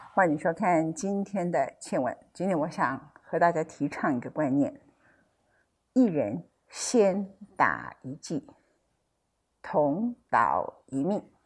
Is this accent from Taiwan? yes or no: yes; Taiwan; 我们台湾人